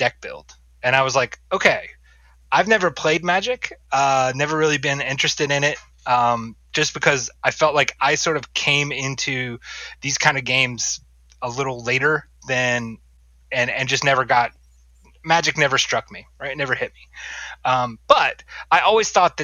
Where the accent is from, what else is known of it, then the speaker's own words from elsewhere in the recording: North Carolina, United States; moved away; I grew up in North Carolina